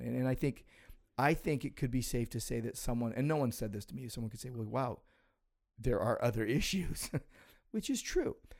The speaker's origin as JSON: {"language": "English", "country": "United States", "said": "I'm an American"}